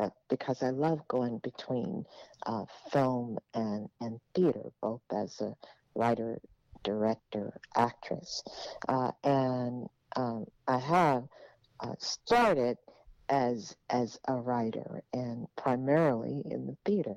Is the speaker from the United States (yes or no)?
yes; Dallas, Texas, United States; also born or lived in Oklahoma; I lived in Oklahoma as a child for a bit, but I was born, mainly raised in Dallas